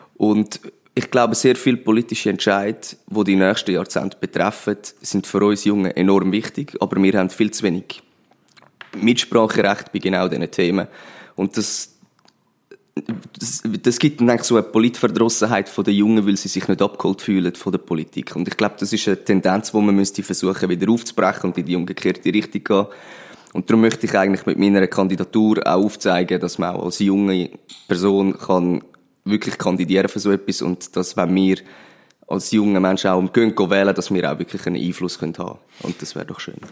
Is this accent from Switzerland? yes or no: yes; Pfäffikon, Zurich, Switzerland; moved away as an adult; now in Winterthur, Switzerland; vorher bin ich im Zürcher Oberland in Pfäffiken aufgewachsen